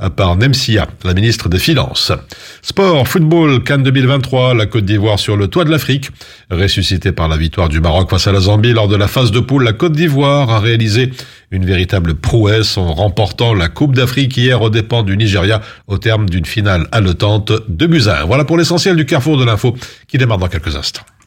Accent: Belgium; chez nous à Dessel

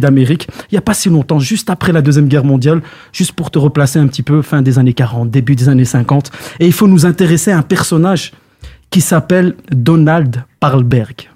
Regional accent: Belgium; chez nous en Belgique

